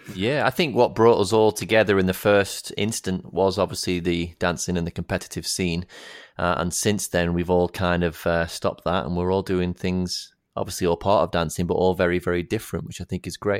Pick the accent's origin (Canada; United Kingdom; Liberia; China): United Kingdom; the north of England; moved away; we live down here, obviously. I'm a northerner